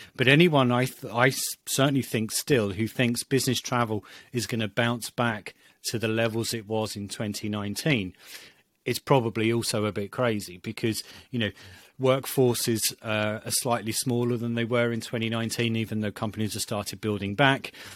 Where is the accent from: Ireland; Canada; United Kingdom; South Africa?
United Kingdom; being British